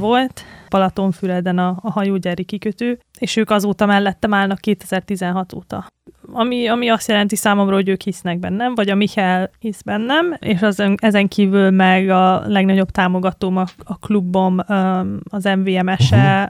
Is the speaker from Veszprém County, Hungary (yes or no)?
yes; Tihany, Veszprém County, Hungary; Tihanyba jártam általános iskolába